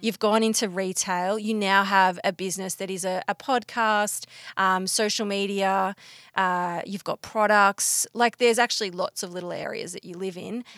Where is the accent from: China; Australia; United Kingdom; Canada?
Australia; Bendigo, Victoria; I'm from Bendigo